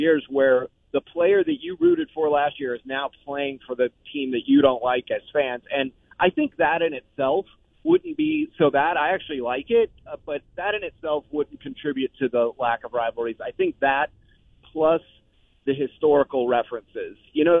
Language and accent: English; Gainesville, Florida, United States; I mean, I grew up a Gator fan because I grew up in Gainesville, but I just picked the Cowboys when I was little